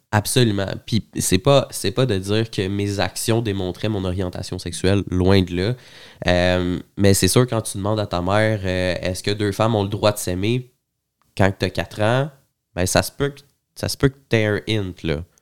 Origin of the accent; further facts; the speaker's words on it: Montreal, Quebec, Canada; je suis né euh, à Montréal, à l'hôpital Saint-Luc